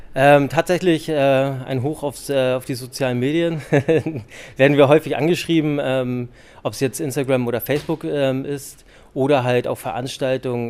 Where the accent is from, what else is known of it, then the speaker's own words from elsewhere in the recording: Schleswig-Holstein, Germany; now in Hamburg, Germany; Ich bin halt ein Hamburger Junge und bin in Schleswig-Holstein aufgewachsen.